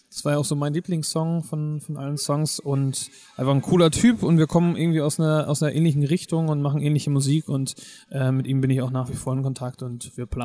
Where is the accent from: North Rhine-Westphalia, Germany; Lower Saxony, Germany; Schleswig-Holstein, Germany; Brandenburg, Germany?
Schleswig-Holstein, Germany; Kieler Woche ist einfach etwas, was ich als Kind schon immer geliebt habe. Ich komme hier aus der Gegend und ich glaube, wir waren gefühlt jedes Jahr auf der Kieler Woche